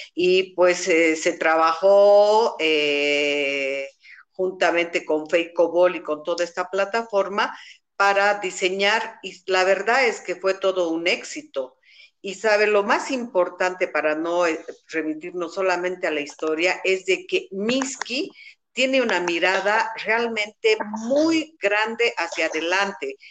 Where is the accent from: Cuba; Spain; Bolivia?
Bolivia; Cochabamba; Como buenos cochabambinos